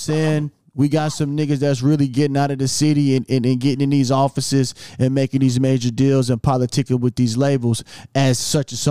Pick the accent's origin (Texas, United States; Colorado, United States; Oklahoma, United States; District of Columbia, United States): Oklahoma, United States; Lawton; Because I remember nigga when I'll tell niggas I'm from Lawton they're kind of screw faced.